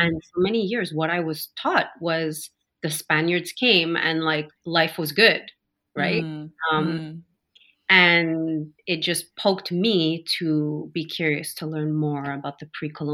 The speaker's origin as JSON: {"language": "English", "town": "Montreal", "region": "Quebec", "country": "Canada", "tie": "born or raised there", "said": "I'm born and raised in Montreal"}